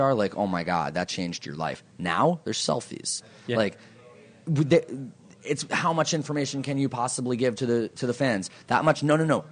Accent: New York City, New York, United States; I'm from New York

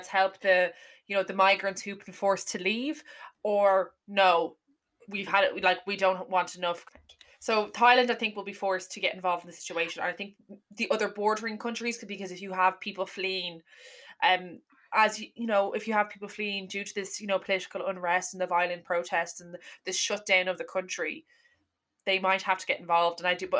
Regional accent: Ireland; this makes us more aware anyway, as Irish people anyway, to be more aware of geopolitics

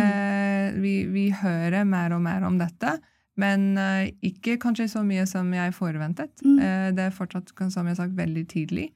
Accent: Canada; also born or lived in London, England; now in Norway; jeg vokste opp i Canada

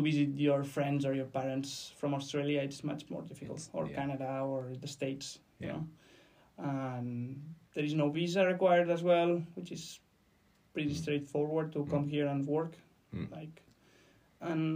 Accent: Barcelona, Catalonia, Spain; English is a second language; moved away as an adult; now in Dublin, Ireland; I'm from Barcelona, so it's already crowded there

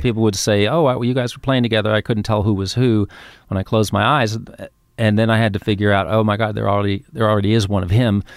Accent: New York, United States; also born or lived in Queens; I grew up in Manhattan

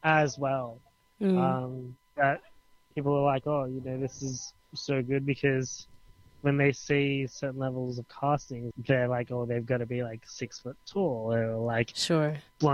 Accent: Australia; as Australian culture is that we are diverse

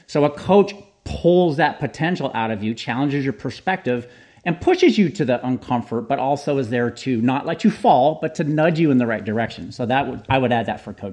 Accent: San Jose, California, United States; born and raised in San Jose, California.

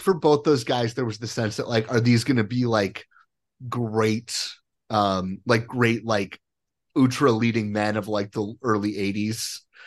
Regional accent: Colorado, United States; I am from Colorado

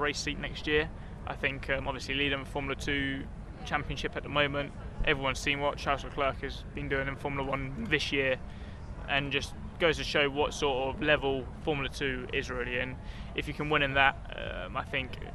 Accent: United Kingdom; being British

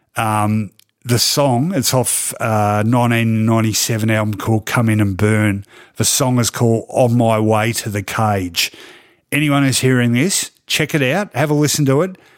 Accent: Melbourne, Victoria, Australia; I grew up in East Melbourne, which was a very traditionally conservative area

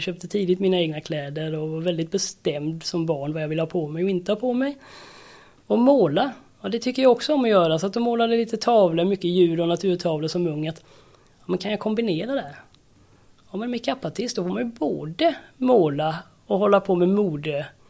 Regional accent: Färjestaden, Kalmar County, Sweden; är uppvuxen på Öland, med brofästet i Färjestaden.

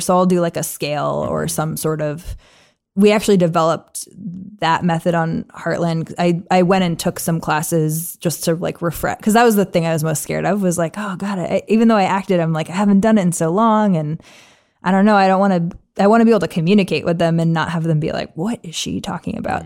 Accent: New England, United States; I'm from New England

